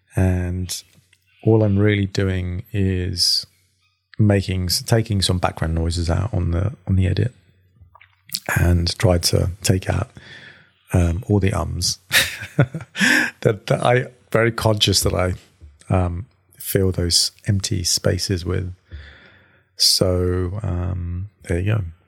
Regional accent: England, United Kingdom; now in Sydney, Australia; an Englishman

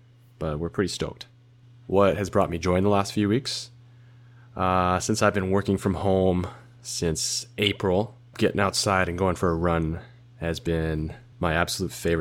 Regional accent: Honolulu, Hawaii, United States; moved away; I'm from Honolulu, Hawaii

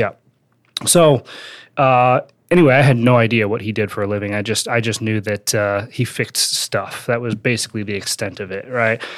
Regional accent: Wisconsin, United States; also born or lived in Northridge, California; So I, uh, I grew up in Wisconsin. That's not where I was born. I was born in, uh, North Ridge, California, but I moved to, uh, to Wisconsin when I was, like, five, spent, uh, most of my life there

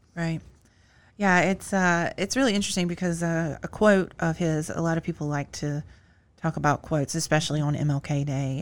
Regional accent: Greensboro, North Carolina, United States; my hometown of Greensboro, North Carolina

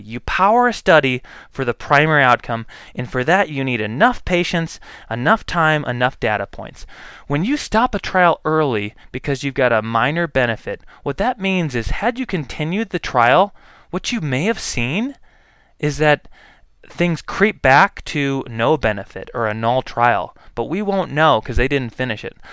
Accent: United States; also born or lived in Boise, Idaho; as an American people

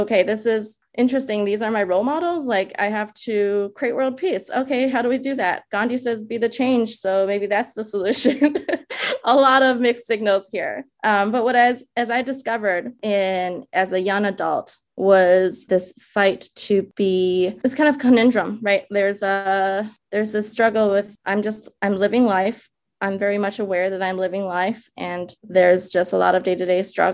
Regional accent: Minnesota, United States; English is a second language; also born or lived in China; now in New York, United States; In my early days, as I was growing up in Minnesota, of all places, where we landed, I remember being a child living in the Midwest, learning English

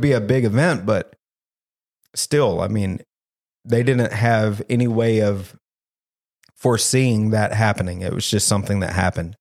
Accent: the South, United States; I'm from the South

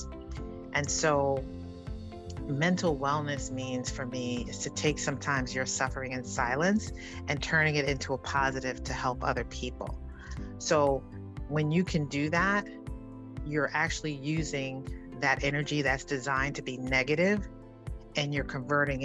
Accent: New York City, New York, United States; growing up in the South Bronx in Harlem

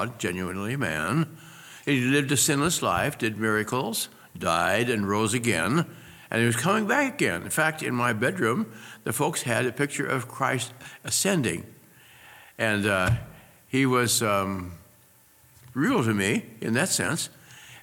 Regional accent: Omaha, Nebraska, United States; moved away as an adult; also born or lived in Iowa / Long Island, New York; I grew up in Omaha, Nebraska

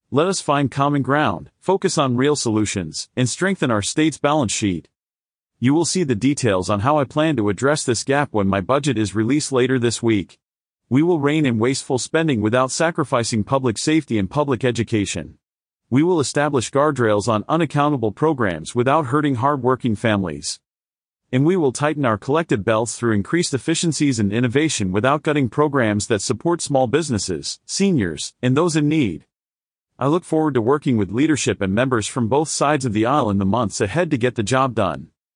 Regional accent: Arizona, United States; I was born and raised in Arizona, and I chose to raise my family here

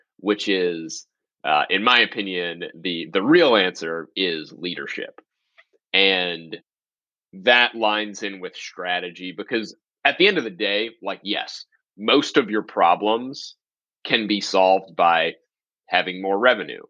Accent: New Orleans, Louisiana, United States; I grew up in New Orleans.

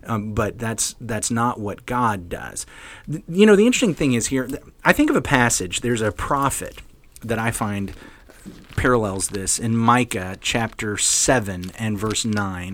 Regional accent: the South, United States; I'm from the South

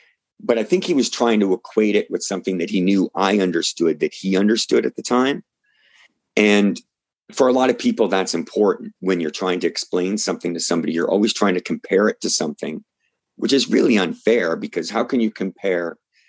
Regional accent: Canada; So see, this is where being a Canadian fan and being somebody that was, you know, reticent about saying no to hopping in a car

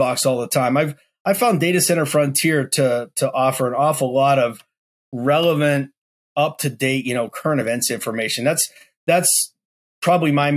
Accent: Western Pennsylvania, United States; moved away as an adult; now in Raleigh, United States; I grew up in Western Pennsylvania

